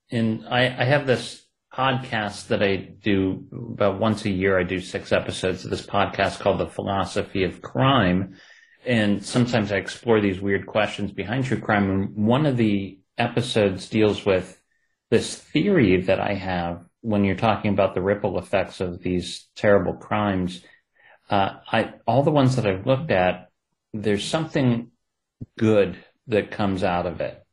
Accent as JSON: {"language": "English", "region": "Ohio", "country": "United States", "accent": "Ohio", "said": "my Ohio accent"}